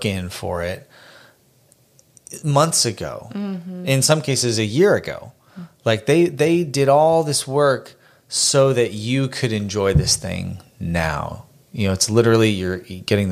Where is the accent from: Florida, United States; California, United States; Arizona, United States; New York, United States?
Arizona, United States; Phoenix; moved away; I grew up in Phoenix. We both grew up in Phoenix.